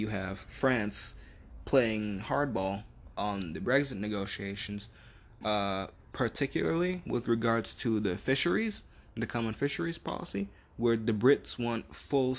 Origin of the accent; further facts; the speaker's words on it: United States; me being American